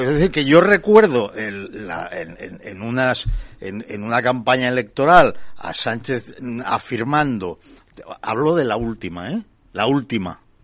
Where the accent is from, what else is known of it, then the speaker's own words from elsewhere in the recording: Barcelona, Catalonia, Spain; moved away as an adult; nací en Barcelona y viví en Barcelona hasta hace cuatro años